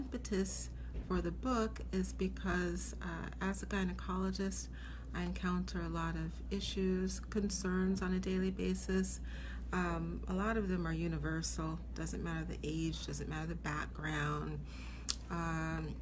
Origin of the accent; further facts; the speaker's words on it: Seattle, Washington, United States; moved away as an adult; now in New York City, United States; I am originally from Seattle, Washington. I moved here after medical school. So I grew up in Seattle